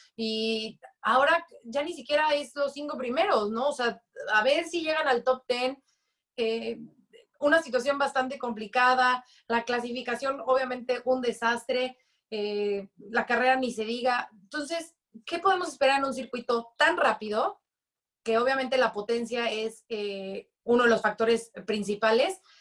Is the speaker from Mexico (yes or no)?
yes; Mexico; como buena mexicana